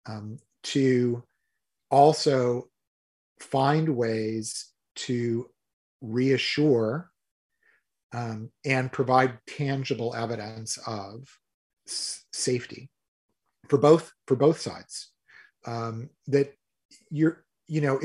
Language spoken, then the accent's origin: English; United States; being an American visitor